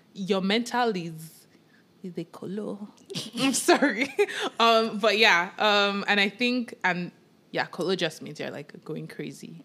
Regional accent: Nigeria; moved away; growing up in Nigeria with Yoruba parents, with just African parents

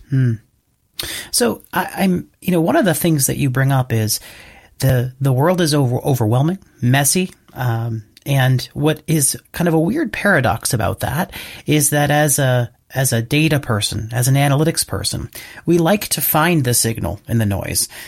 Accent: United States; the US, my home country

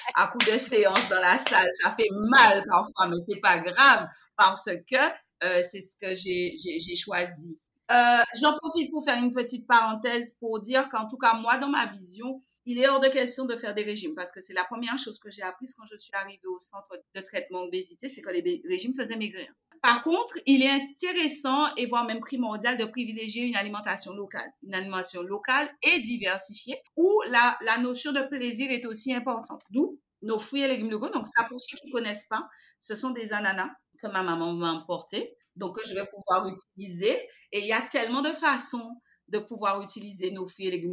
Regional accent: Guadeloupe; chez nous, aux Antilles, mon Dieu, en Guadeloupe particulièrement

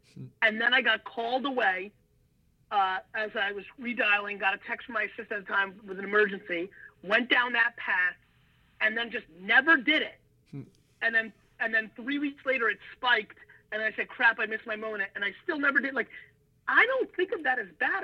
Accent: Edison, New Jersey, United States; English is a second language; also born or lived in former Soviet Union; being an immigrant from the former Soviet Union, growing up in Jersey with East Coast flavor

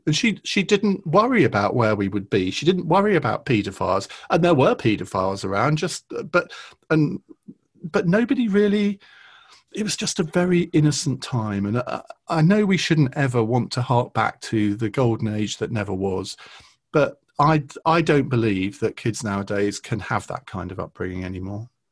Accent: Saffron Walden, East of England, United Kingdom; Saffron Walden, which is where I grew up in Essex

